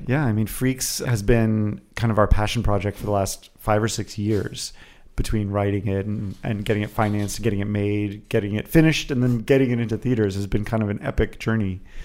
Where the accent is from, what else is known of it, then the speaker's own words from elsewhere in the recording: Miami, Florida, United States; moved away as an adult; now in Los Angeles, United States; I'm originally from Miami, Florida